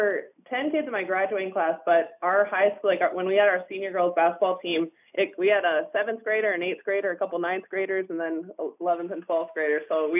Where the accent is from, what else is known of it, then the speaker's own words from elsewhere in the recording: Houston, British Columbia, Canada; Even when I was growing up in BC, I would have to clarify that I was from British Columbia because most people have never heard of Houston before.